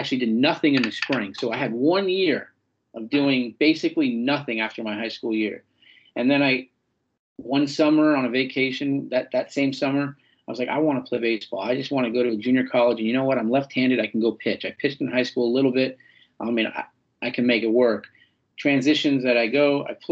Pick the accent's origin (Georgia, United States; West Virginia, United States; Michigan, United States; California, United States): California, United States; San Francisco; the Salesian Boys Club, where I grew up in North Beach in San Francisco